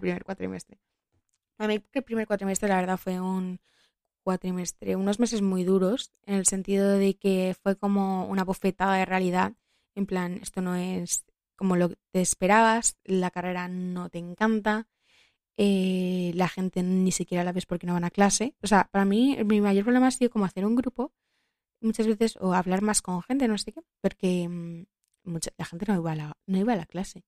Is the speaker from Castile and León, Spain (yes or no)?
no; Madrid, Community of Madrid, Spain; yo soy de Madrid toda la vida